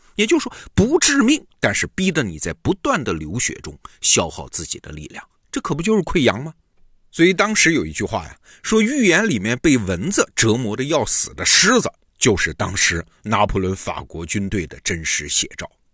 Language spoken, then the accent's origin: Chinese; China; 这我们中国人对这一套很熟悉啊。